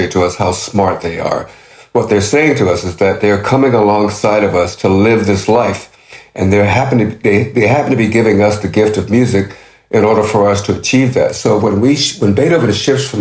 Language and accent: English; Norfolk, Virginia, United States; I was a young kid living in a housing project in Norfolk, Virginia, my hometown